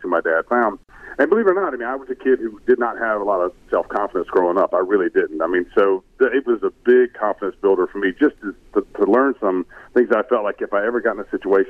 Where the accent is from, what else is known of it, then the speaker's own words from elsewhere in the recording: Brunswick, Georgia, United States; I grew up in Brunswick, Georgia